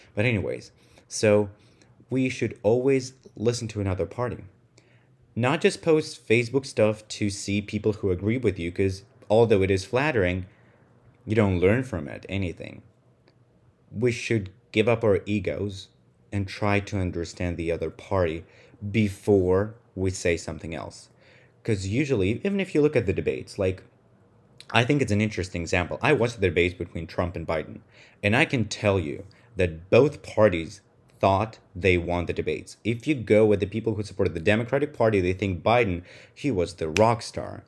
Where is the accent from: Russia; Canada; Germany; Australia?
Russia; first language Russian; English is a second language; moved away as an adult; now in United States; So, I'm Russian, who right now lives in the United States. So, I spend most of my life with my native language, which is Russian, nineteen plus years.